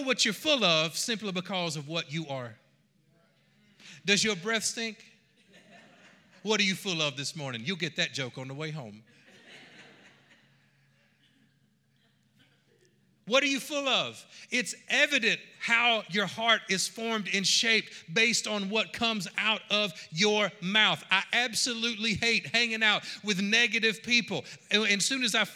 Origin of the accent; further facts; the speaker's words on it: Georgia, United States; I am from Georgia